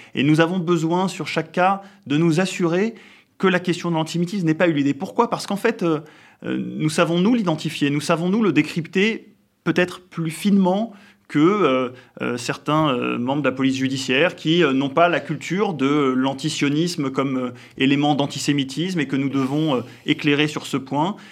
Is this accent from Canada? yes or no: no; France; nous sommes euh, des Français euh, comme les autres